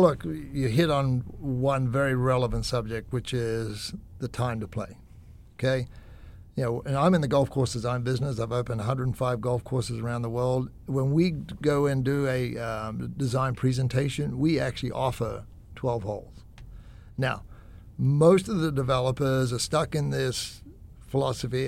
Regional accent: Australia; I'm Aussie

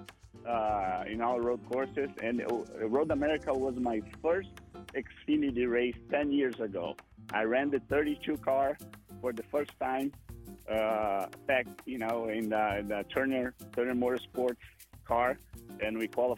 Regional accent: Brazil; my home country

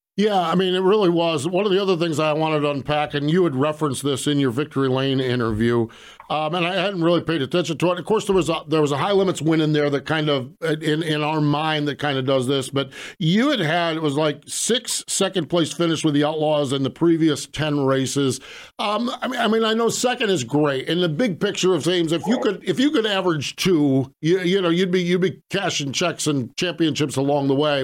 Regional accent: Pennsylvania, United States; I'm from Pennsylvania

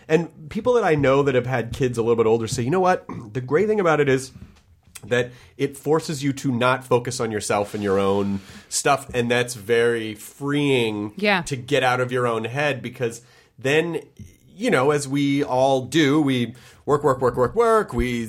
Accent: Memphis, Tennessee, United States; like a lot of people that I grew up in Memphis with?

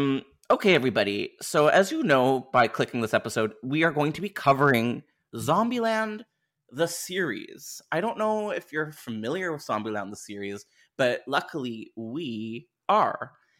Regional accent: Canada; I mean, I am Canadian, where... so yes.

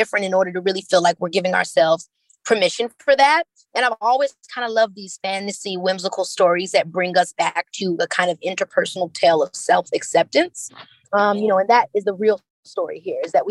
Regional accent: Chicago, Illinois, United States; I'm from Chicago

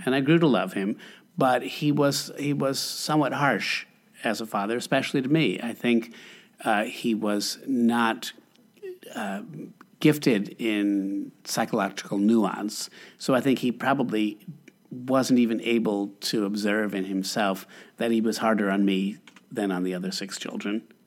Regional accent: Albany, New York, United States; I grew up in Albany, New York

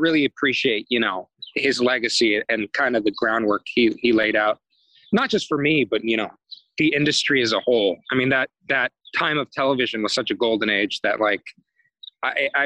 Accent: Santa Monica, California, United States; also born or lived in New York; I grew up in Santa Monica and I really loved it

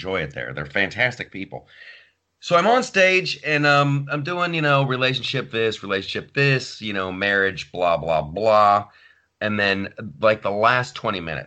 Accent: Ohio, United States; my childhood growing up in Ohio.

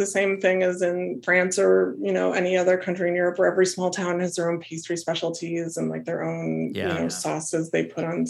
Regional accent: Wisconsin, United States; now in Austin, United States; because I'm from Wisconsin and I live in Texas

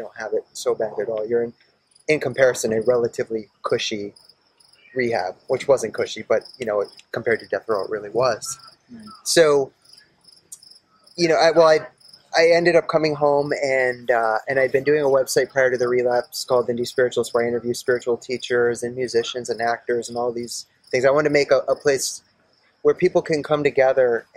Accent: East Haddam, Connecticut, United States; also born or lived in Maine / Milford; I was born in Maine, and I grew up in Milford and East Haddam

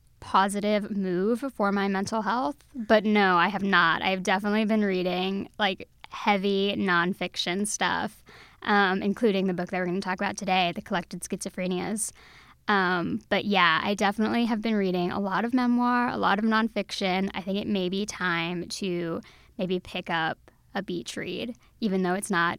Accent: Texas, United States; I love reading in the park. I'm from Texas.

